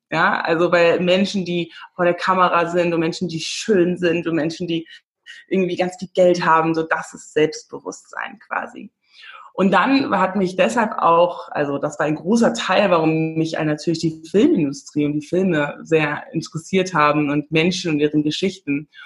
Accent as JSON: {"language": "German", "country": "Namibia", "tie": "born or raised there", "also_born_or_lived": "England", "moved": "as an adult", "lives_now": "Berlin, Germany", "said": "ich komme aus Namibia, ich bin in Namibia geboren und aufgewachsen und ähm, bin dann ähm, ja nach, nach England gezogen schon nach der Schule, habe dann da Film studiert"}